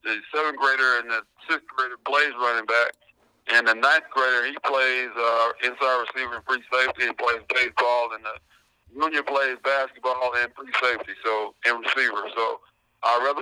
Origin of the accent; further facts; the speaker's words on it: Mid-South, United States; growing up in the Mid-South area